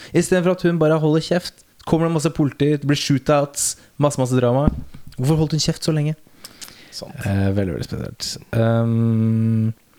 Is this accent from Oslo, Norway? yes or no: yes; Nordstrand, Oslo, Norway; Vi er fra Nordstrand